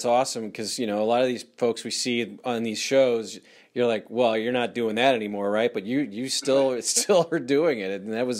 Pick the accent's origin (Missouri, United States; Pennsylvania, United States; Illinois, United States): Missouri, United States; St. Louis; born or raised there